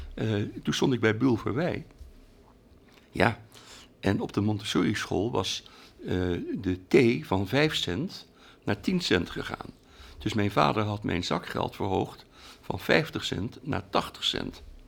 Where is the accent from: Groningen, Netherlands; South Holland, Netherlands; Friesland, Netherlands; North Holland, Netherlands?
South Holland, Netherlands; Rotterdam; in Rotterdam, waar ik geboren ben